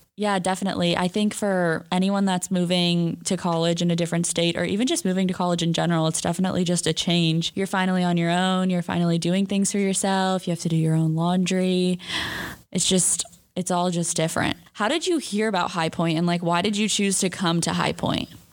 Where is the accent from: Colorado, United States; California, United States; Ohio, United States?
California, United States; just outside of San Francisco; moved away as an adult; also born or lived in Hermosa Beach, California; I'm a senior from just outside of San Francisco, California